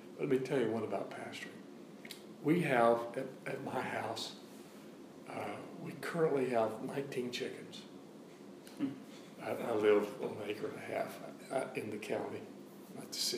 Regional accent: the South, United States; I grew up in the South, and you could hear the coon dogs running every night

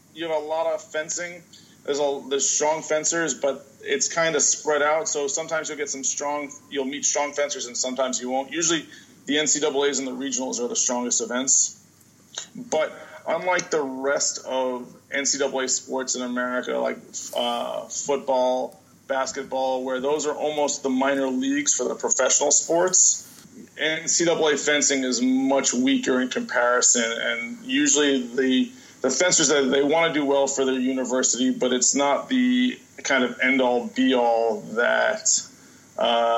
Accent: New Jersey, United States; I'm originally from New Jersey

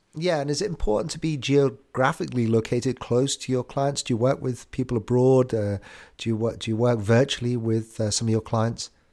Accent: United Kingdom; I'm British

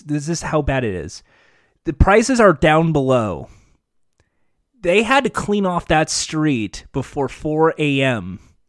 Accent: Winnipeg, Manitoba, Canada; Go back to Toronto. I'm from Winnipeg.

